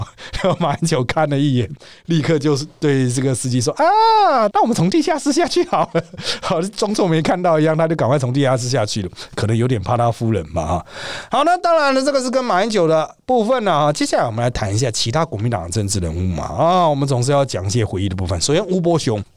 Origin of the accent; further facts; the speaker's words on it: Miaoli County, Taiwan; 我苗栗人。